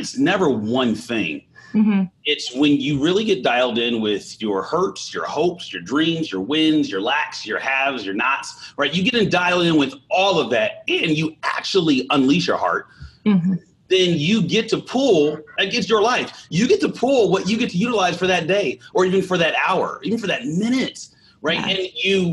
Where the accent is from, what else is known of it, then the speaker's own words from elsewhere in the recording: California, United States; moved away; also born or lived in Arkansas / Jackson, Mississippi; I was born in Arkansas, but I grew up in California